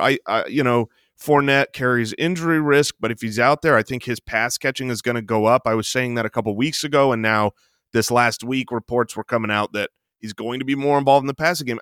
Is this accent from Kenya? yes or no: no; Phoenix, Arizona, United States; we are from Phoenix